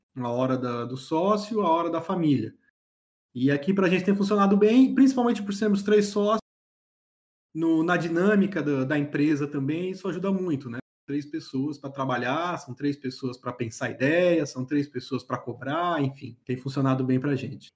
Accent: São Paulo, Brazil; moved away as an adult; now in Florianópolis, Brazil; sou natural de São Paulo mesmo, São Paulo capital, sou paulistano

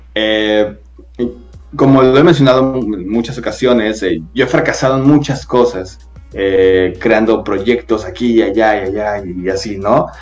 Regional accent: Guadalajara, Jalisco, Mexico; soy de Guadalajara, Jalisco, este, México obviamente

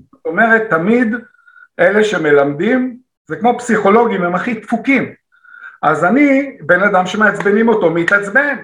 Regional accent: Israel; אני ישראלי

